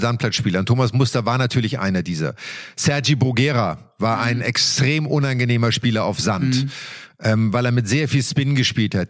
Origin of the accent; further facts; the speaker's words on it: Germany; für uns Deutschen, weil wir wir sind auf sehr schnellem Teppichbelag im Winter aufgewachsen